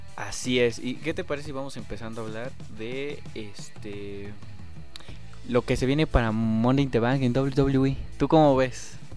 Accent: Mexico; como mexicano

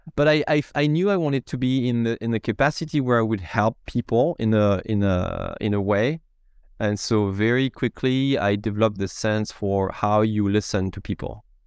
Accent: France; English is a second language; moved away as an adult; now in Seattle, United States; You may hear a little bit of an accent it's because I'm from France.

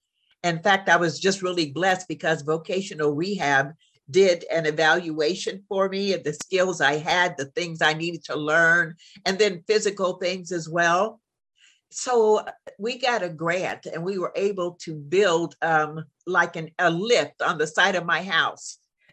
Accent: Midwest, United States; now in Jacksonville, United States; You have to remember, I came from the Midwest.

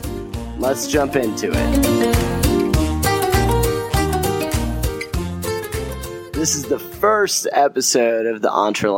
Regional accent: the South, United States; accent: southern; my southern accent

